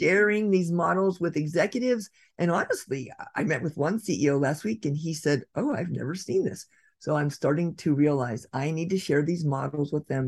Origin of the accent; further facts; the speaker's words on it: Redwood City, California, United States; my downtown, my hometown of Redwood City